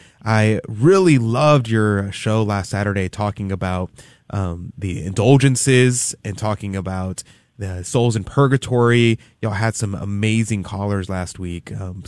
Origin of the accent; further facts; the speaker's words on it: United States; I'm American. We speak real English here.